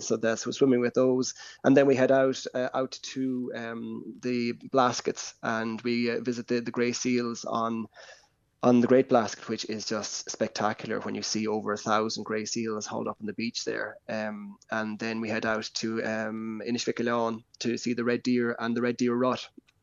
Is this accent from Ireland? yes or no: yes; Bantry, Munster, Ireland; But I've always been enchanted about with the islands ever since growing up in Bantry Bay, and we'd go out to them.